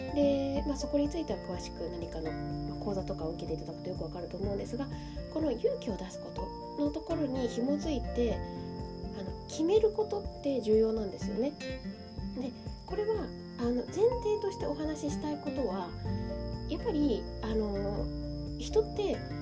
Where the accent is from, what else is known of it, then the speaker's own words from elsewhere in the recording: Shizuoka, Japan; now in Kamakura, Japan; 実は私の実家は静岡のなんですけれども